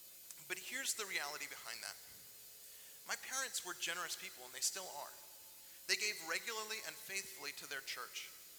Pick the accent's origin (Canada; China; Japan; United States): United States; Fairfax County, Virginia; We grew up in Fairfax County